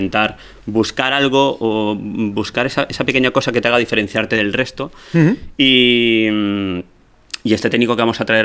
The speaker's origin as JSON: {"language": "Spanish", "town": "Ibi", "region": "Valencian Community", "country": "Spain", "also_born_or_lived": "Alicante", "said": "Yo soy de Ibi, de un pueblecito pequeño."}